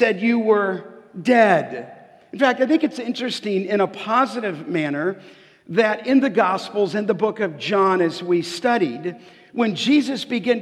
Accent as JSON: {"language": "English", "town": "Los Angeles", "region": "California", "country": "United States", "tie": "born or raised there", "said": "I grew up in Canoga Park and just grew up in a little street called Remy. And that's where I grew up, on the west end of the San Fernando Valley"}